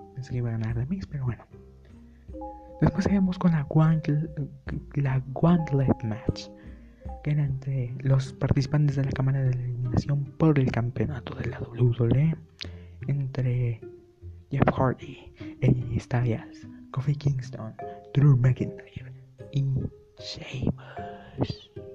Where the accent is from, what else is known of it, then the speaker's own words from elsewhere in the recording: Mexico; soy mexicano